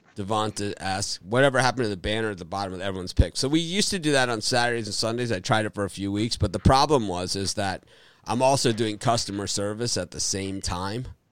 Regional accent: Miami, Florida, United States; my hometown, Miami, Florida

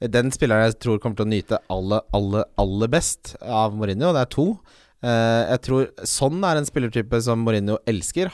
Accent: Ski, Akershus, Norway; jeg vokste opp i Ski

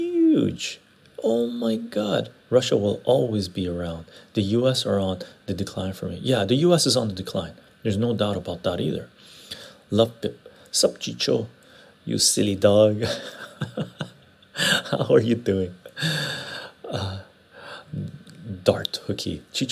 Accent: Egypt; I'm Egyptian, personally. And we have quite a few Armenians in our church.

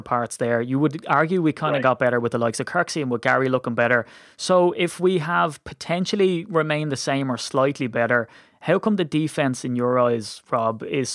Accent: Ireland; I'm Irish

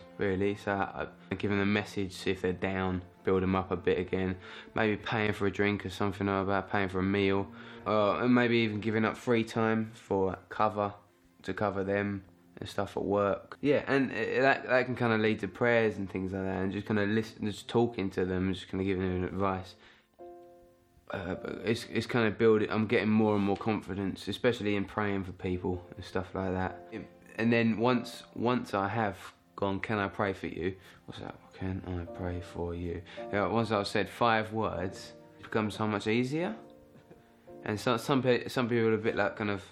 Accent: London, United Kingdom; moved away as an adult; now in Hastings, United Kingdom; I'm from London originally. I moved down to Hastings about 2.5 years ago.

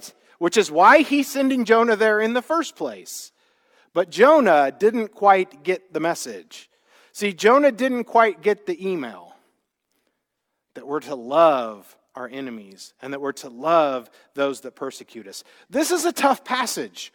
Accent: Midwest, United States; now in California, United States; I grew up in the Midwest

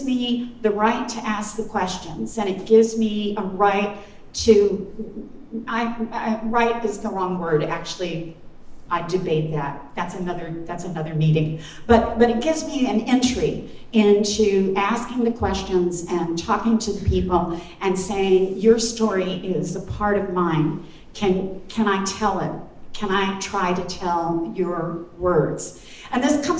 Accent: Louisville, Kentucky, United States; also born or lived in Corbin, Kentucky; I was born in Corbin. I grew up in Louisville

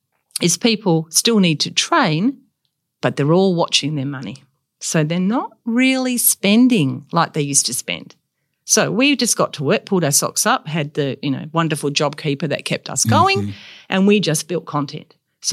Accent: Perth, Western Australia, Australia; No, so my parents moved to Karrinup. We were last house and then there was just sand. And then after that we were at Trigg Beach.

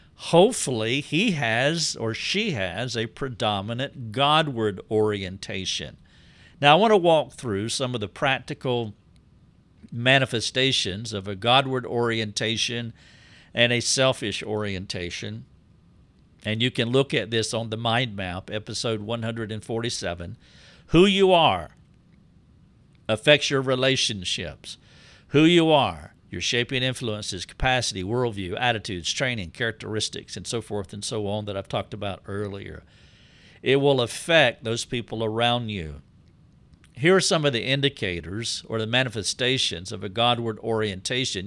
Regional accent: the South, United States; I'm from the South. I have been shaped by the Southern culture

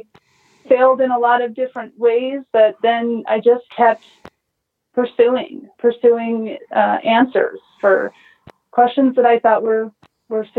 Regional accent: Colorado, United States; moved away as an adult; also born or lived in Utah; I grew up in Colorado and I grew up in the country

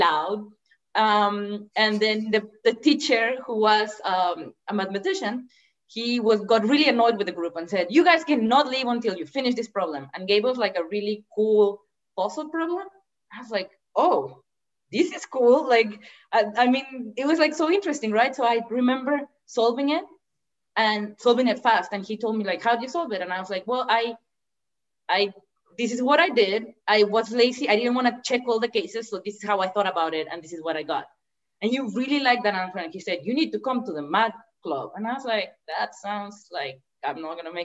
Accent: Mexico; moved away; I'm from Mexico. I grew up in Mexico

